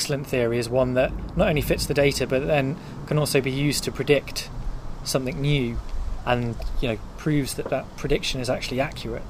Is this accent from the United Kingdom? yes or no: yes; Norfolk, East of England, United Kingdom; I grew up in Norfolk